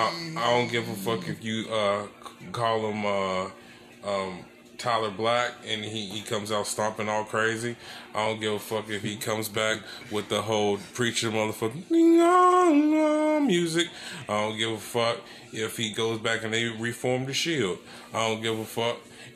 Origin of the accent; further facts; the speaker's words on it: Nigeria; Hey, I am a Nigerian cougar.